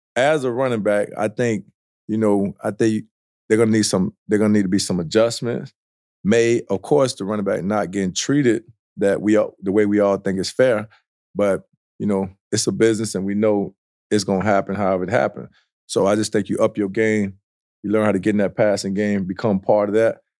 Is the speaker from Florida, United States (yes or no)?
yes; South Florida, United States; I grew up in South Florida